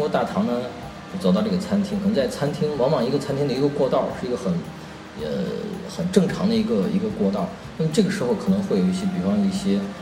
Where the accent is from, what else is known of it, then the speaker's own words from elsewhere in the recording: Xi'an, Shaanxi, China; moved away as an adult; 我是仙人。那么我在西安土生土长了十八年。那么十八年以后呢，一直都在这个各个城市。对，所以从小是吃这个胡辣汤羊肉泡馍，啊，啊，还在家还有三勤套餐